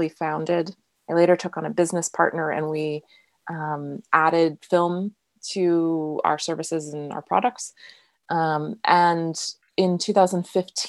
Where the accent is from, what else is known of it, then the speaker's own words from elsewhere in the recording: United States; I'm American